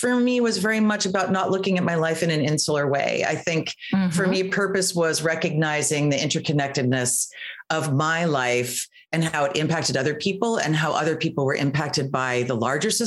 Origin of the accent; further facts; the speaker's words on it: Western Massachusetts, United States; also born or lived in Eugene, Oregon; my parents moved to Western Massachusetts, which is where I was raised most of my life and where I call home